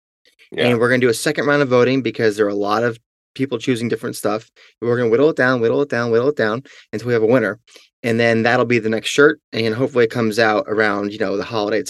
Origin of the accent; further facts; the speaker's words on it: Seattle, Washington, United States; I know that Easy Street Records here in my hometown of Seattle is selling that shirt on the DL.